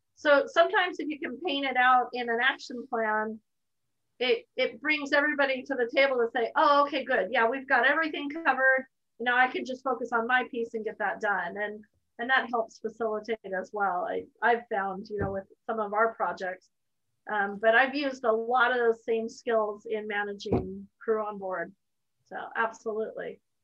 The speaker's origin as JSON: {"language": "English", "country": "United States", "said": "as an American"}